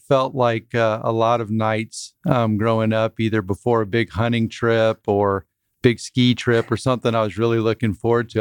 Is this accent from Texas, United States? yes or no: yes; Dripping Springs, Texas, United States; now in Fort Worth, United States; I grew up in Dripping Springs